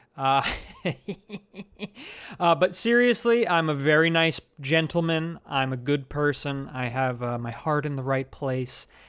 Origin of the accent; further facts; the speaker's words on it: New Jersey, United States; now in Brooklyn, United States; I'm from New Jersey and I live in Brooklyn